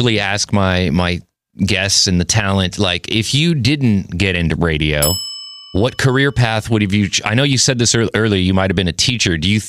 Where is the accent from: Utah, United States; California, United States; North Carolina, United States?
California, United States; Los Angeles; also born or lived in Miami; But I never lived outside of LA, and I was really physically homesick